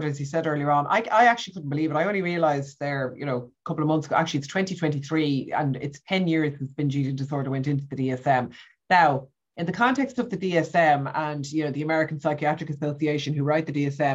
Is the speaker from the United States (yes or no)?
no; Ireland; I grew up in Ireland in the 70s and the 80s.